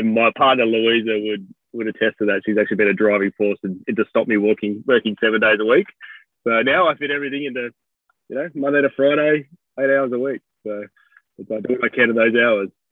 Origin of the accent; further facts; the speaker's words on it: South Coast, New South Wales, Australia; I'm originally from the South Coast, which is where I'm farming now, of New South Wales.